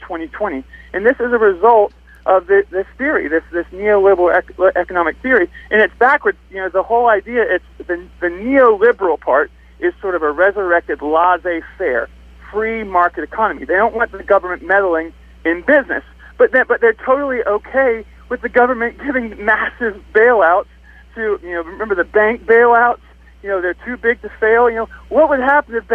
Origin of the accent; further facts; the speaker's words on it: South Carolina, United States; I'm from South Carolina.